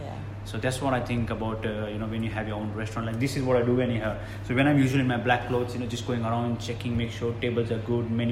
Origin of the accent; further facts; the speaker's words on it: Australia; also born or lived in India; I was born in India, but I was brought up in Australia.